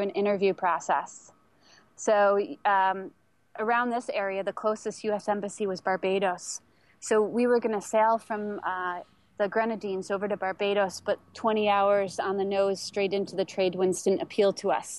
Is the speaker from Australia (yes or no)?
no; New York, United States; moved away; I'm from New York State